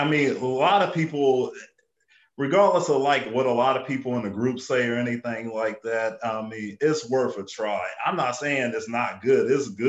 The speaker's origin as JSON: {"language": "English", "town": "Columbus", "region": "Ohio", "country": "United States", "tie": "born or raised there", "said": "I grew up on the south side of Columbus"}